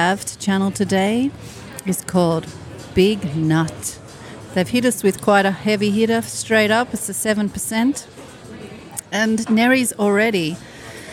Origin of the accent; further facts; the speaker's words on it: ACT, Australian Capital Territory, Australia; moved away; ACT, and I can say this, can't I? It's actually my hometown.